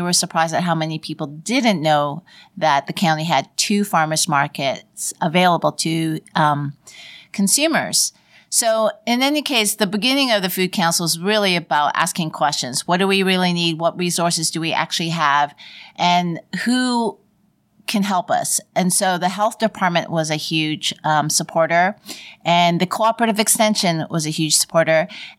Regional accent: Toronto, Ontario, Canada; moved away; also born or lived in Vancouver; I'm from Toronto, and then I moved to Vancouver.

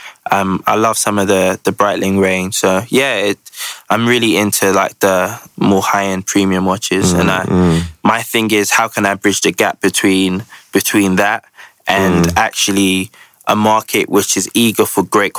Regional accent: London, United Kingdom; I grew up in the Ends, Peckham, Camberwell my whole life.

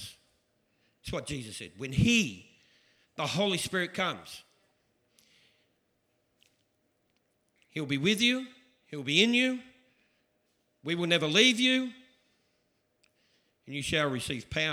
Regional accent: Australia; I'm Australian.

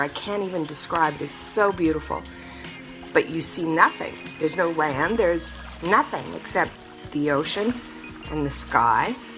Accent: British Columbia, Canada; moved away as an adult; also born or lived in United States; I'm originally from Canada, from British Columbia

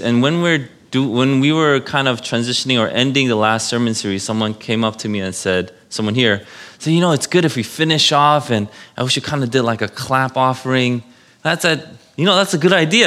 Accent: New York City, New York, United States; I was born in New York City, if you know Saint Vincent's Hospital in Manhattan

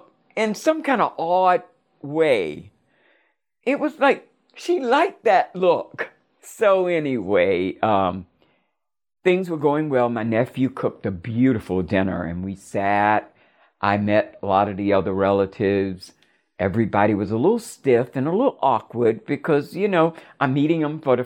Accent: West Palm Beach, Florida, United States; moved away; my childhood home in West Palm Beach

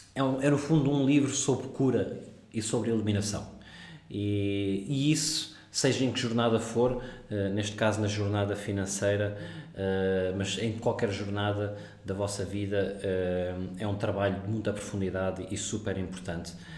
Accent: Portugal; moved away as an adult; also born or lived in South Africa / Singapore / Netherlands / London; now in Dubai, United Arab Emirates; sou português

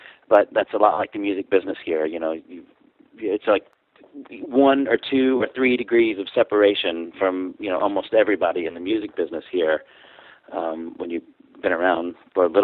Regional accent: Louisville, Kentucky, United States; moved away as an adult; also born or lived in Nashville, Tennessee; Originally, I'm from Louisville, Kentucky. It's where I grew up

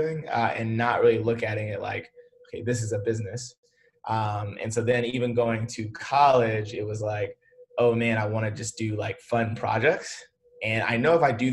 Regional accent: Memphis, Tennessee, United States; moved away as an adult; also born or lived in Atlanta; I went to a private school in Memphis. That's where I'm from. So I'm from Memphis, went to this like, you know, preparatory all boys school from 7th to 12th grade

